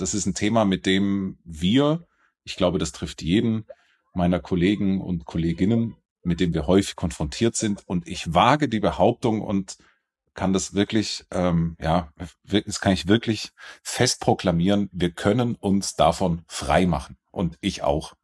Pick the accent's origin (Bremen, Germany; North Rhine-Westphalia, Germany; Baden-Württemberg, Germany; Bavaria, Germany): Baden-Württemberg, Germany; near Stuttgart; now in Munich, Germany; ich bin in der Nähe von Stuttgart aufgewachsen